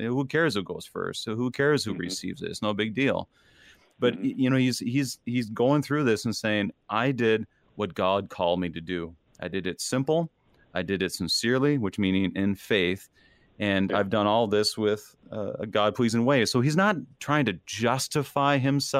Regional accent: Minnesota, United States; being a Minnesotan, where we don't ever want to be seen as arrogant or boastful

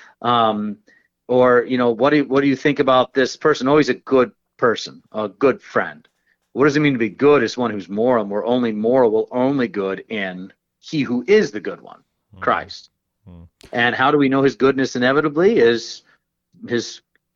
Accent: Georgia, United States; I'm from Georgia

